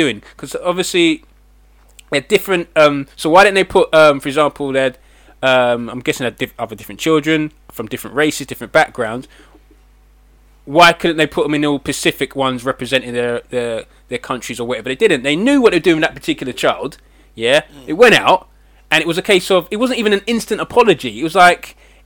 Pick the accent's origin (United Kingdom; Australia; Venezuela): United Kingdom; England; I'm English